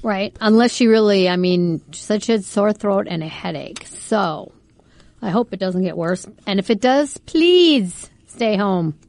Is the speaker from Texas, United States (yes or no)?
no; Fargo, North Dakota, United States; where we grew up tubing and where I took my kids, I'm from Fargo